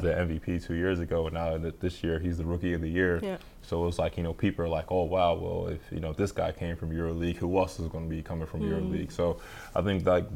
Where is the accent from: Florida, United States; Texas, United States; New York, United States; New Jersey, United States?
New Jersey, United States; Sicklerville; moved away as an adult; now in Moscow, Russia; my hometown of Sicklerville